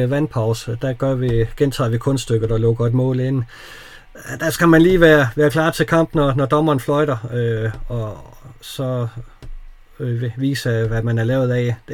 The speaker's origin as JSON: {"language": "Danish", "country": "Denmark", "said": "vi er danskere"}